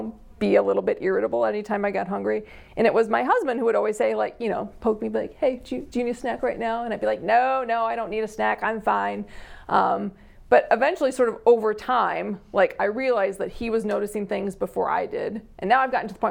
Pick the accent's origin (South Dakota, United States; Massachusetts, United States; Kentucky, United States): South Dakota, United States; Yankton; moved away as an adult; also born or lived in Pierre, South Dakota; now in Sioux Falls, United States; I'm originally from Yankton